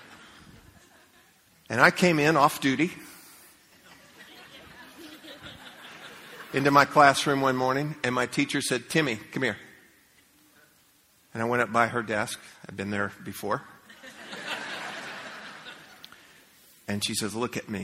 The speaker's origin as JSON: {"language": "English", "country": "United States", "tie": "born or raised there", "said": "I grew up in America, and we used to pray."}